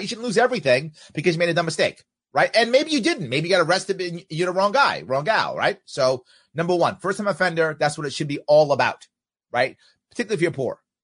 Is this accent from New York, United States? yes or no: yes; New York, United States; being a New Yorker